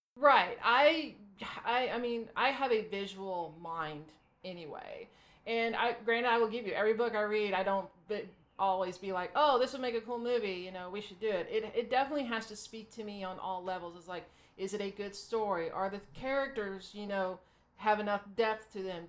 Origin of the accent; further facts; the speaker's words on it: Arkansas, United States; I grew up in Arkansas, which is about as southern as you can get in the United States